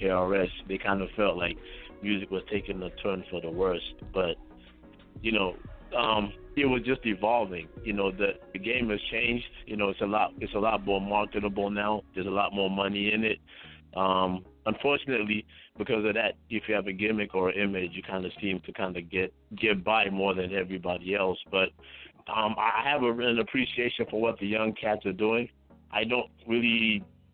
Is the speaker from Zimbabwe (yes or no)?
yes; Zimbabwe; now in North Carolina, United States; I'm from Zimbabwe. So I grew up in Zimbabwe